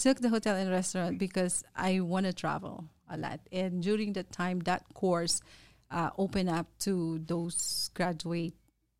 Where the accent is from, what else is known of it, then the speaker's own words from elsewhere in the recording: Philippines; But anyway, so I born and raised in Philippines, and I grew up with a family who always cook and gather together over the food.